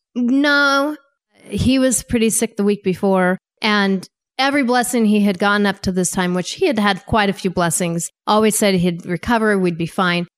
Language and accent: English; Wyoming, United States; moved away as an adult; also born or lived in Saint Louis, Missouri / Maryland / Virginia / Washington, D.C.; I grew up in Wyoming